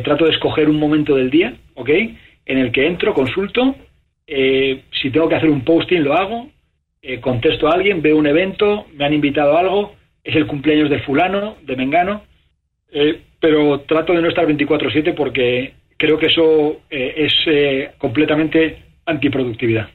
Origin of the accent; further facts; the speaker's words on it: Spain; moved away as an adult; now in United States; mi país natal, España